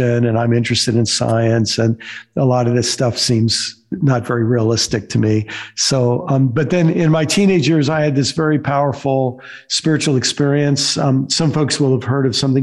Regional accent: upstate New York, United States; also born or lived in Illinois / Maryland; now in Florida, United States; I was born in upstate New York, lived most of my life in Maryland, and for the last 14 years have lived in Florida. But most of my growing up was in New York and a short time in Illinois and then in Maryland

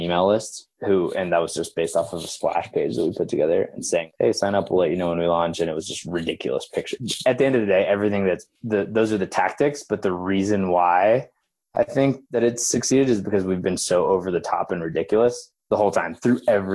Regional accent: Oklahoma, United States; I grew up in Oklahoma

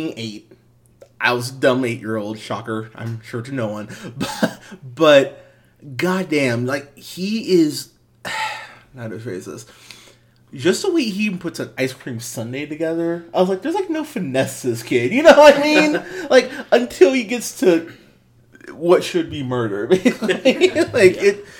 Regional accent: United States; As an American

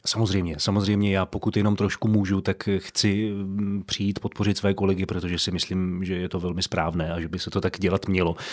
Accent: Pardubice, Pardubice Region, Czechia; v Pardubicích, odkud pocházím

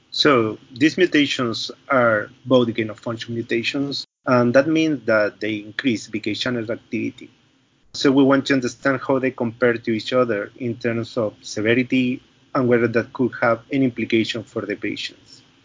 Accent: Chile; moved away; I am from Chile

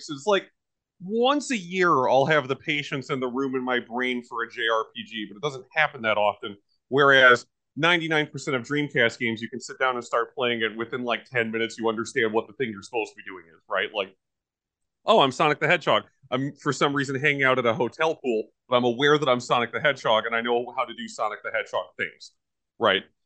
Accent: United States; I am an American and I own Zillion.

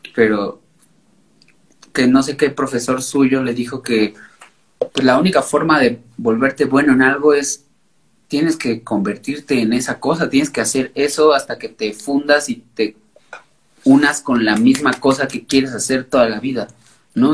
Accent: Mexico City, Mexico; Yo soy de la Ciudad de México y nací en una colonia que se llama Lindavista.

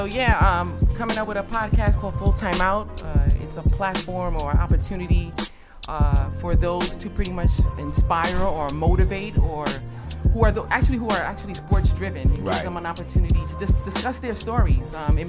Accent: New York City, New York, United States; born and raised in Brooklyn, Crown Heights

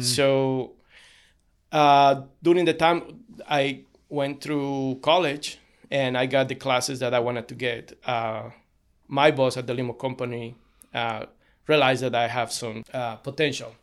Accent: Cochabamba, Bolivia; moved away as an adult; now in United States; I was born in Cochabamba, Bolivia.

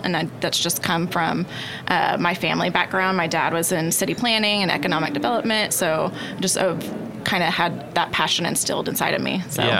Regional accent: Duncan, Oklahoma, United States; I grew up in Duncan, Oklahoma.

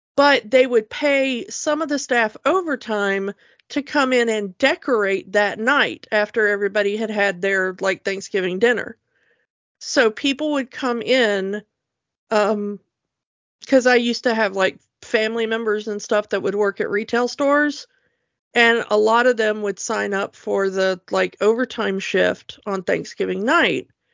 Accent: United States; as an American

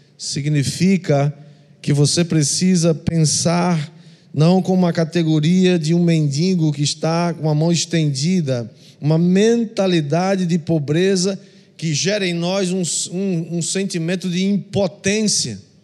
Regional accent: Northeast Region, Brazil; como nordestinos

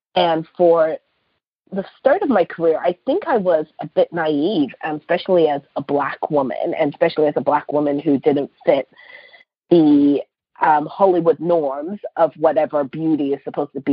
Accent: Canada; especially as Black Canadian women

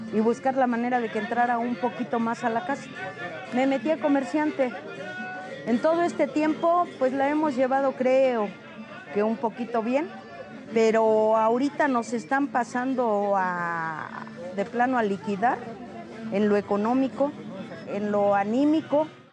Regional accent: Mexico City, Mexico; also born or lived in Querétaro; Soy originaria de Querétaro. Crecí aquí en lo que viene siendo la Ciudad de México.

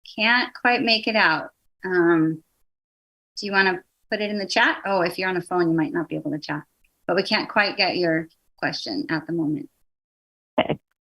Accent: the Northwest, Pacific Northwest, United States; moved away; also born or lived in East Coast, United States; I'm from the Northwest. I was living back east.

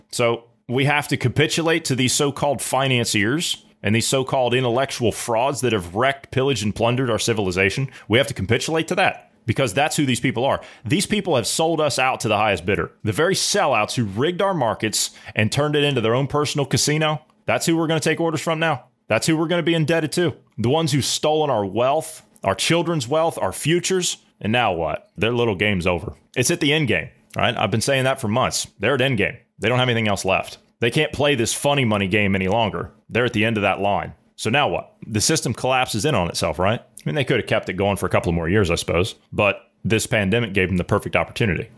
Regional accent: United States; I'm an American

